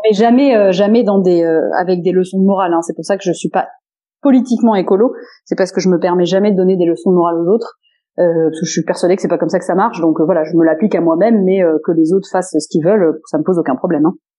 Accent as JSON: {"language": "French", "area": "Landes", "region": "Nouvelle-Aquitaine", "country": "France", "said": "je viens de là, euh, dans les Landes, puisque dans ma famille, euh, euh, famille très, enfin, très large, d'ailleurs, euh, cousins, et cetera, euh, on vient tous, euh, des Landes du côté de mon papa"}